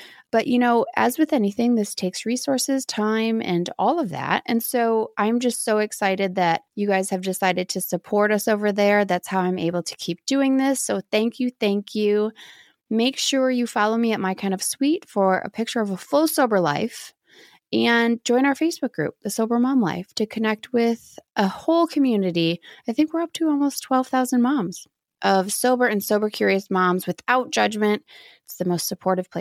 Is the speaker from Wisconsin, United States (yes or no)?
yes; Wisconsin, United States; when I was in the middle of nowhere, Wisconsin